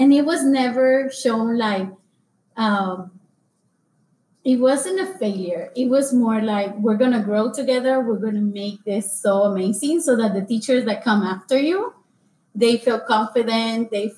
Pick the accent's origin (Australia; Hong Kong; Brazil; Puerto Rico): Puerto Rico; moved away; So for me, the application process was like, I came from Puerto Rico in 2008, and I came from book and pencil and pen to, I have a computer, like, I have a computer.